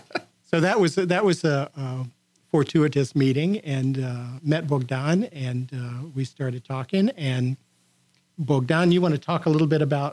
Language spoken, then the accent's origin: English; Houston, Texas, United States; moved away as an adult; also born or lived in San Diego; I grew up in Southeast Houston spent some time abroad as an exchange student in Mexico and in Spain